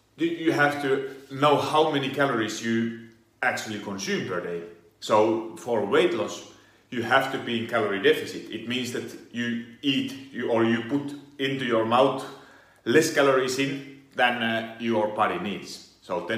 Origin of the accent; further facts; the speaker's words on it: Finland; now in Italy; Originally I come from Finland. I do live in Italy